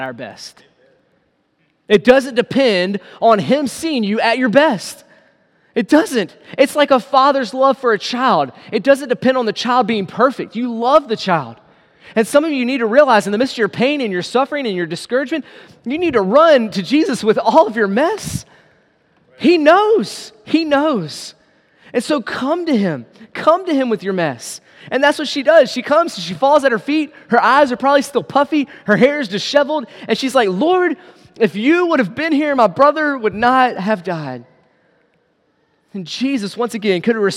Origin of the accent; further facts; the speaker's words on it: United States; us as American believers